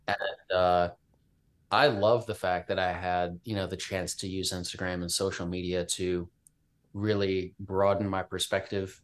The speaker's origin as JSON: {"language": "English", "town": "Richmond", "region": "Virginia", "country": "United States", "also_born_or_lived": "Midwest", "moved": "yes", "said": "Virginia, which is where I'm from. I'm from Richmond"}